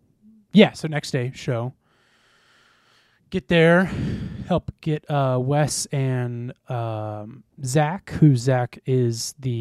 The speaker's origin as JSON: {"language": "English", "town": "St. Charles", "country": "United States", "said": "I'm like, holy shit, I'm from St. Charles. I can barely afford rent."}